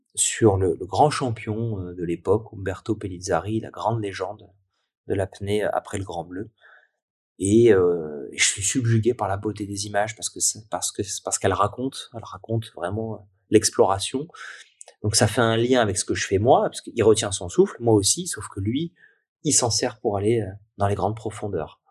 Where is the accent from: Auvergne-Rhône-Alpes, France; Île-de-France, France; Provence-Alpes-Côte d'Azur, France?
Provence-Alpes-Côte d'Azur, France; Nice; juste à côté de chez moi, à Nice